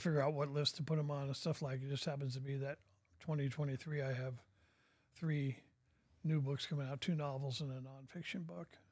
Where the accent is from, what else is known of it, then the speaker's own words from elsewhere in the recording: Portland, Oregon, United States; moved away as an adult; now in Bentonville, United States; I was born and raised in Oregon.